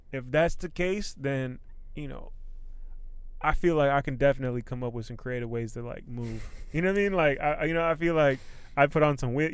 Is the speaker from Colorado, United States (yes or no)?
no; Silver Spring, Maryland, United States; I'm from Silver Spring. I was repping the red line. I was repping Glenmont